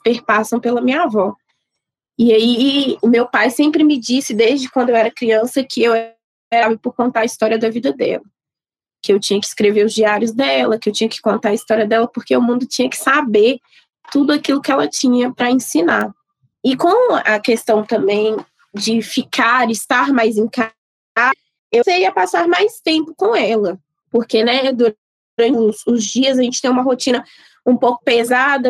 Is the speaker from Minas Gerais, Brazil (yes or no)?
yes; Sabará, Minas Gerais, Brazil; eu sou nascida e criada em Sabará